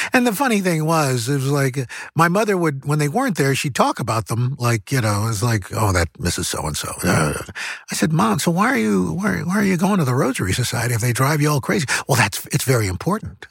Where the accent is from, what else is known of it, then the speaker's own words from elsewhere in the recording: New York City, New York, United States; growing up in New York City